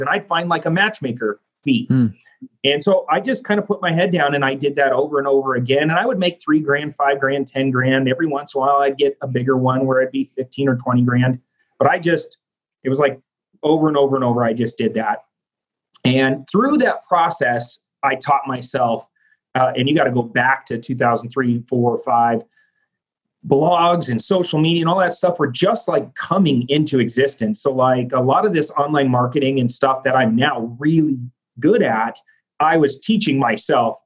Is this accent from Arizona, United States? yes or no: yes; Phoenix, Arizona, United States; from Phoenix, Arizona